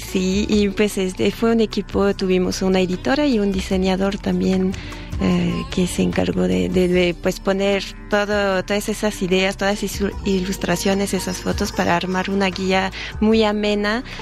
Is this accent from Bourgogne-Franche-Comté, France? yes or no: yes; Bourgogne-Franche-Comté, France; Spanish is a second language; now in Mexico; soy originaria de Franco Condado, que está al noreste, por la frontera con Suiza